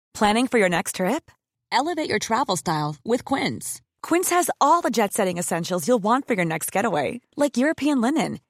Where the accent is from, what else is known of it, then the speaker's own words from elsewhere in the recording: France; en tant que Français